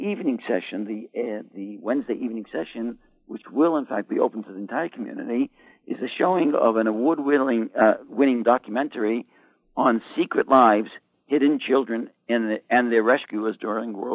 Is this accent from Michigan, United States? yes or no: no; Boston, Massachusetts, United States; moved away; also born or lived in New York; I come from Boston